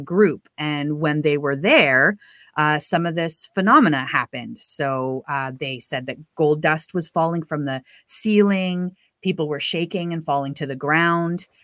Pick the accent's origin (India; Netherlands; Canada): Canada; Prince Rupert, British Columbia; I grew up in the Pentecostal church in Canada, and I lived in a pretty remote town called Prince Rupert, which is way up the B C coast